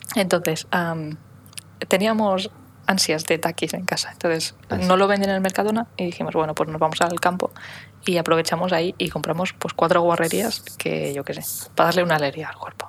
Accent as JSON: {"language": "Spanish", "area": "Menorca", "region": "Balearic Islands", "country": "Spain"}